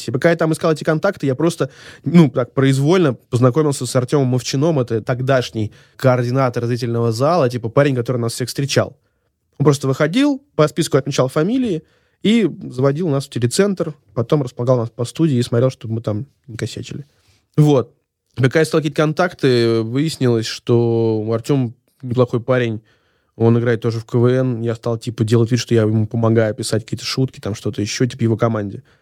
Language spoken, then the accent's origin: Russian; Saint Petersburg, Russia; Ну, наверное, так как, типа, я из Санкт-Петербурга, за «Зенит».